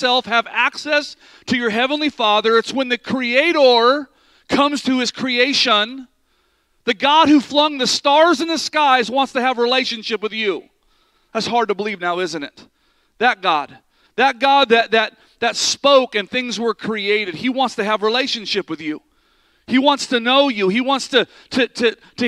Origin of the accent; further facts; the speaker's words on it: near Sacramento, California, United States; also born or lived in Vacaville, California; past Sacramento from where my hometown was